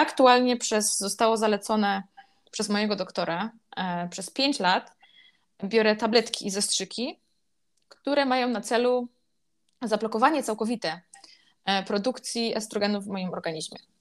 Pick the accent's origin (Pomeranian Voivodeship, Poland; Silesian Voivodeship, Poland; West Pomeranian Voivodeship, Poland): Silesian Voivodeship, Poland; moved away as an adult; also born or lived in Kraków; Pochodzę z mniejszej miejscowości na Śląsku, nie jakiejś super wsi, ale też nie jakiegoś super dużego miasta. I w tym moim miasteczku, gdzie wszyscy się znają